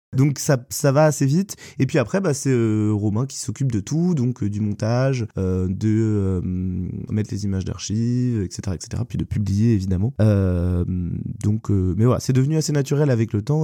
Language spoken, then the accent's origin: French; Caudan, Brittany, France; also born or lived in Hennebont / Lorient; mes parents ont rapidement déménagé à Codan quand j'étais qu'un bébé, et donc bah, j'y ai vécu en fait jusqu'à ma majorité.